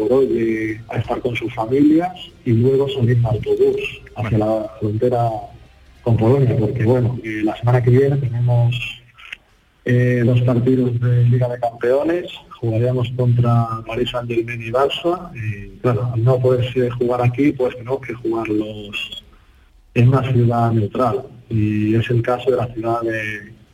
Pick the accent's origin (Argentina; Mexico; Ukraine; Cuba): Ukraine; Zaporizhzhia, Zaporizhzhia Oblast; Spanish is a second language; Nosotros somos de Zaporozhye